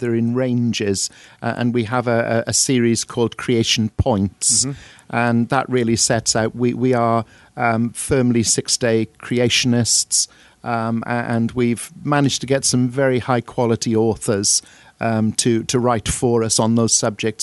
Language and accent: English; Welsh, Wales, United Kingdom; now in Crawley, United Kingdom; I'm Welsh